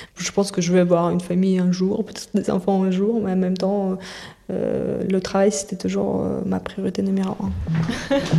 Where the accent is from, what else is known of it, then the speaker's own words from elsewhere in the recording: Moscow, Russia; now in France; je suis née à, Moscou dans les années 90